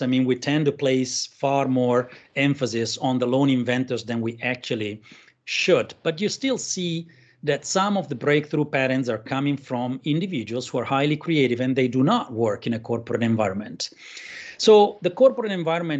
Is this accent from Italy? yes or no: yes; Italy; now in Berlin, Germany; I'm Italian, but I live in Berlin.